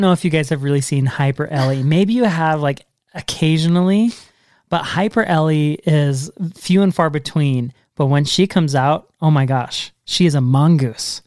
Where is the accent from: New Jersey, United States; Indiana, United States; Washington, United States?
Washington, United States; now in Utah, United States; I grew up in Washington State